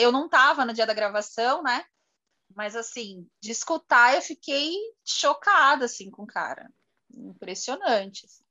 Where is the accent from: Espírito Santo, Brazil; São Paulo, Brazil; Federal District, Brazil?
São Paulo, Brazil; a gente é de São Paulo